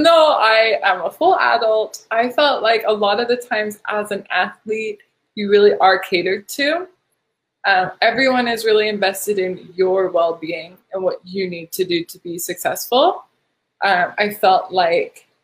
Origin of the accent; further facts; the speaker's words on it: United States; as an American